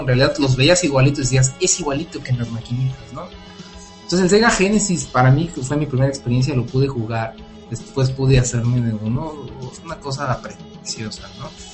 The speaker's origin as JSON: {"language": "Spanish", "town": "Morelia", "region": "Michoacán", "country": "Mexico"}